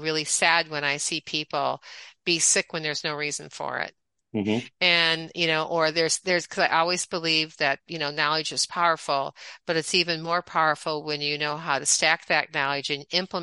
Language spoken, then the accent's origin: English; Michigan, United States; moved away as an adult; also born or lived in Atlanta, Georgia / Cape Cod, Massachusetts / Miami, Florida; I am from the Midwest, originally from Michigan. I was born, raised, schooled for undergraduate